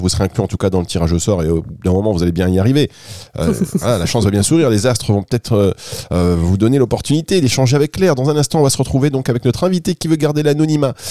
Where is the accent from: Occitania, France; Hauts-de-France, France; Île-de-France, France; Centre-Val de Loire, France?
Hauts-de-France, France; Dunkirk; now in Côte d'Azur, France; je suis à la base, je suis de Dunkerque. Aujourd'hui, je suis dans le sud.